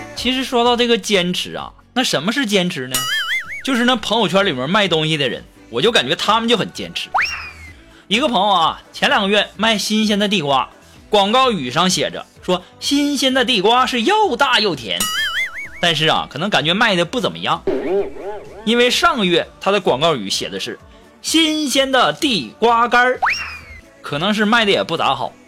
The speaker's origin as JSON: {"language": "Chinese", "region": "northern China", "country": "China", "said": "作为北方人的我呀，现在呀，每天晚上都是光着膀子在家里吃雪糕啊"}